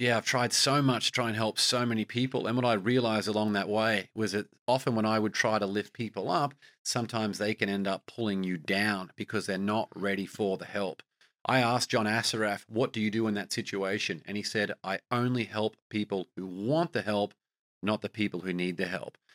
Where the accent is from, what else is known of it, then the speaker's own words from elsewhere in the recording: Australia; as an Australian